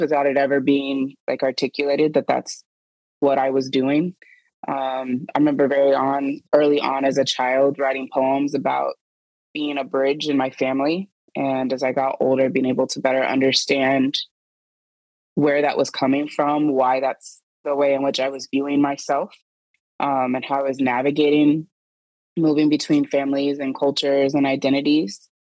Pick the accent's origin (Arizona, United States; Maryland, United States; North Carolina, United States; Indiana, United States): Indiana, United States; Indianapolis; moved away as an adult; now in Seattle, United States; I was born and raised in Indianapolis, Indiana